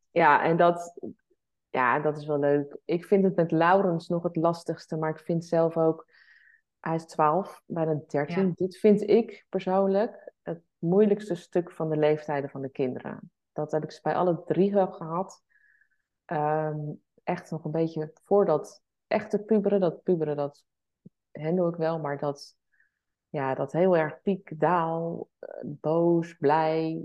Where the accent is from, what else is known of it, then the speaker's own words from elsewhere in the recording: the West, South Holland, Netherlands; wij komen natuurlijk uit het Westen. Zeg maar Den Haag, Leiden.